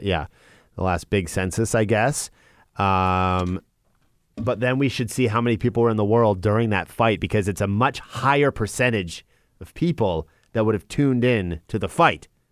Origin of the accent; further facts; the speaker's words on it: Chatham, Ontario, Canada; my hometown of, of Chatham, Ontario.